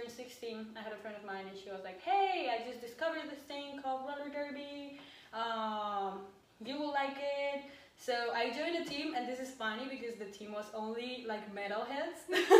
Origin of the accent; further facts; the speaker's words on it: Bogotá, Colombia; I'm from Bogota, Colombia. I'm 26 years old